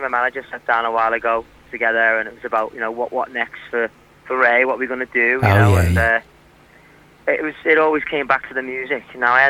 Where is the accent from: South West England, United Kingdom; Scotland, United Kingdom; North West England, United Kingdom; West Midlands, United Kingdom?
North West England, United Kingdom; Liverpool; now in London, United Kingdom; I'm from Liverpool.